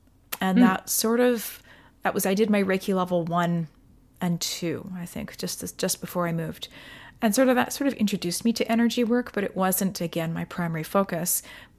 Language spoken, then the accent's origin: English; Delta, British Columbia, Canada; So basically I grew up in Delta, BC. I went to university in Victoria.